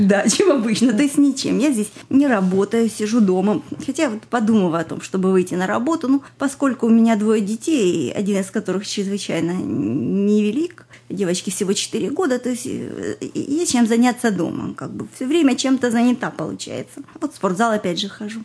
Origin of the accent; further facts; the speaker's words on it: Russia; moved away as an adult; also born or lived in Israel